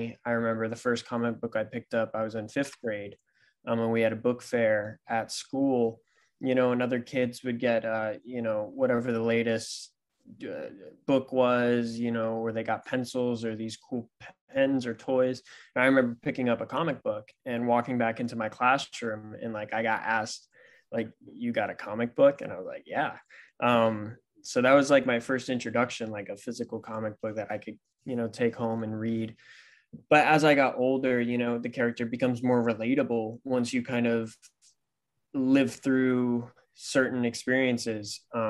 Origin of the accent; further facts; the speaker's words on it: New Bern, North Carolina, United States; I'm towards the coast, so closer to Fayetteville. So I'm from New Bern, North Carolina.